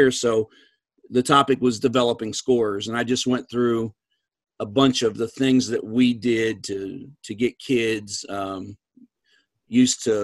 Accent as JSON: {"language": "English", "region": "East Coast", "country": "United States", "said": "and I'm from the East Coast."}